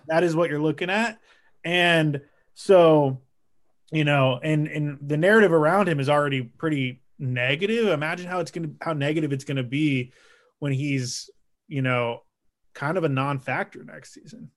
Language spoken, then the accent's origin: English; Portland, Oregon, United States; I'm from Portland, Oregon.